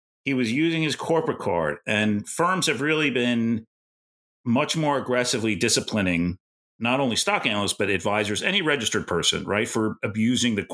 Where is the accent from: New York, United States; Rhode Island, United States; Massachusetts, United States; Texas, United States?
New York, United States; New York City; I'm a New Yorker.